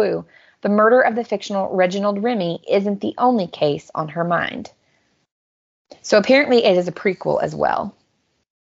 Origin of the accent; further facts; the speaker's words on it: United States; moved away; as an American living in a foreign country